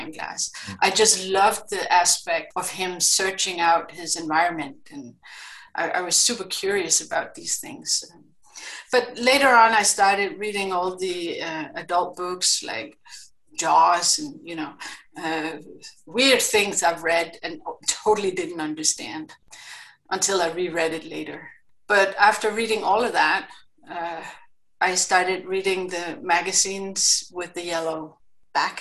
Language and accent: English; Greenland; English is a second language; I grew up in Greenland and had my, what is it called, formative years there